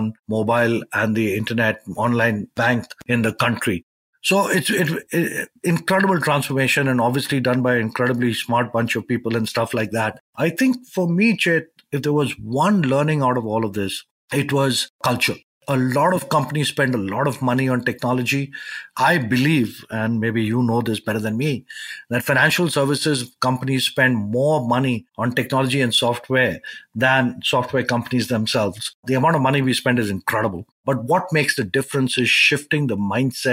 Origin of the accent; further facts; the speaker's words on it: India; I grew up in India